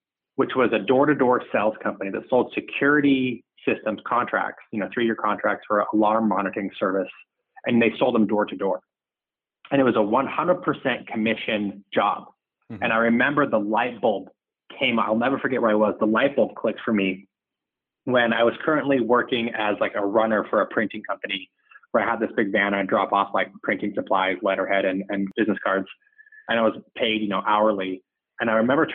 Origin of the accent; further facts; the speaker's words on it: Salt Lake City, Utah, United States; I grew up in Salt Lake City, Utah.